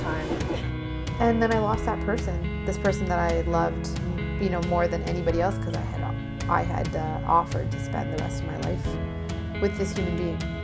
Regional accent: Toronto, Ontario, Canada; born or raised there; also born or lived in Bangladesh / Nunavut

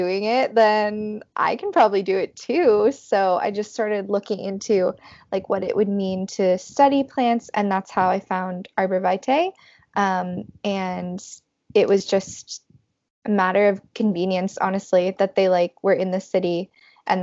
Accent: Los Angeles, California, United States; moved away as an adult; now in New York City, United States; I am originally from the Valley of Los Angeles, and then I moved to New York for college and have kind of stayed here since then

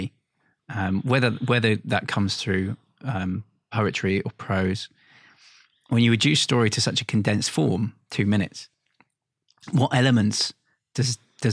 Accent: London, United Kingdom; I'm a Londoner

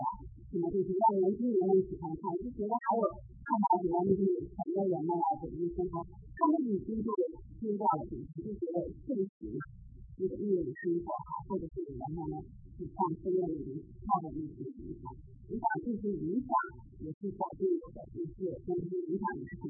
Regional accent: Shanxi, China; 我们是我我们是我那个是那个山西，他要是在这个说话在山西话什么的，我真的是不会讲

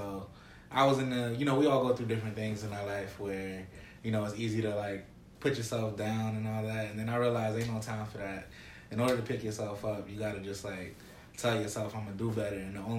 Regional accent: Irvington, New Jersey, United States; moved away as an adult; I'm originally from New Jersey.

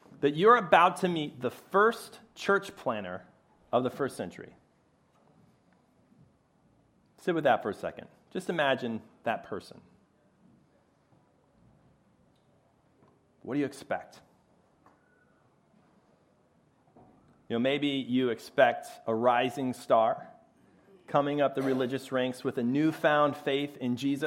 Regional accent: Chicago, Illinois, United States; moved away as an adult; now in Philadelphia, United States; I'm originally a Chicago boy

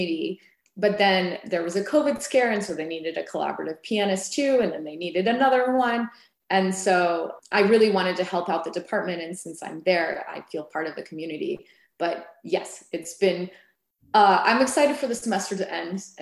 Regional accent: United States; also born or lived in Las Vegas; now in Atlanta, United States; I was born in the United States

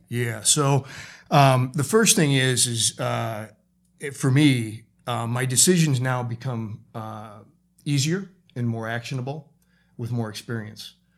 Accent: Chicago, Illinois, United States; moved away as an adult; also born or lived in California; I moved to California from Chicago, my hometown.

